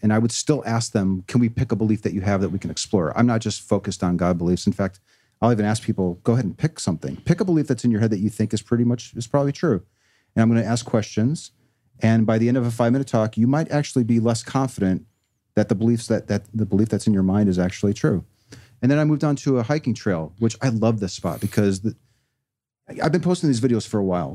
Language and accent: English; Chicago, Illinois, United States; I was raised here in Chicago